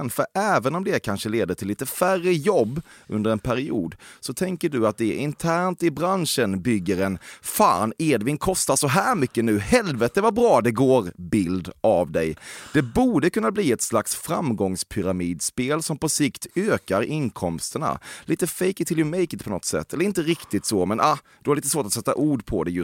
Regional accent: Norway

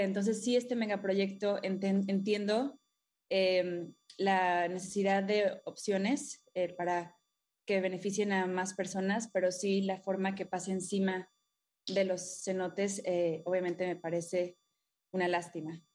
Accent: Playa del Carmen, Quintana Roo, Mexico; crecí en Playa del Carmen. Ah, desde Chiquita, acá de Ciudad del Carmen, Campeche

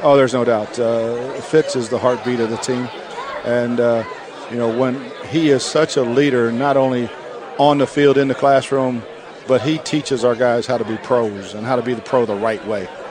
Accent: York, Pennsylvania, United States; I grew up right outside of Baltimore, in York, Pennsylvania

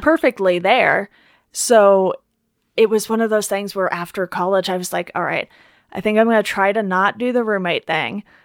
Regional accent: Orange County, California, United States; also born or lived in Philadelphia; growing up in Orange County instead of, like, L

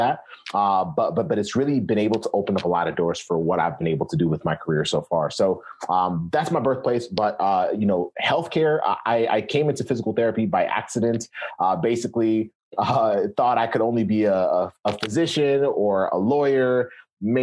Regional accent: Kenya; now in United States; I was born in Kenya. So I came to the US.

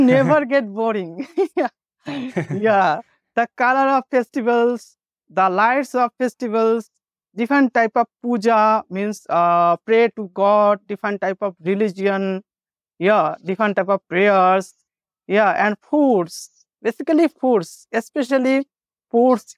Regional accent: Bengal, India; first language Bengali; English is a second language; My native language is, I am a Bengali

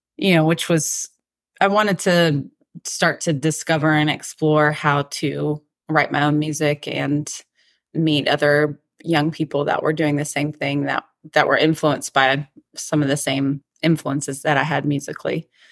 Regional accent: Atlanta, Georgia, United States; moved away as an adult; also born or lived in South Carolina / Colorado; now in Nashville, United States; I grew up in Atlanta, and I had never really lived outside of the South before

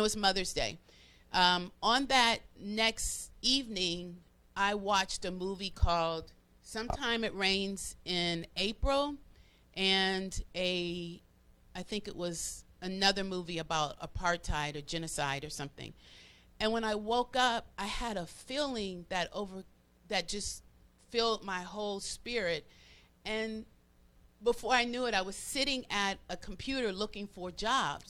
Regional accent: Florida, United States; moved away as an adult; also born or lived in Cleveland, Ohio; now in Atlanta, United States; I was raised in Florida. Okay. Majority of my life

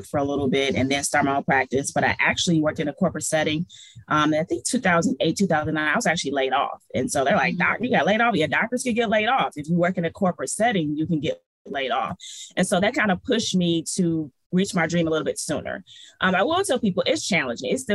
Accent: Detroit, Michigan, United States; moved away as an adult; also born or lived in New Orleans; Detroit raised

